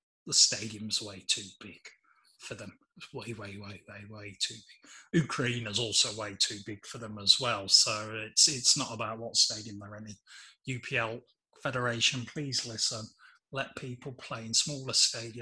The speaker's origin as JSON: {"language": "English", "region": "England", "country": "United Kingdom", "said": "even as an Englishman"}